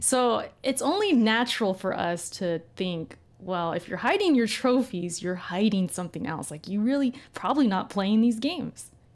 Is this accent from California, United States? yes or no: yes; California, United States; I've lived in Cali my whole life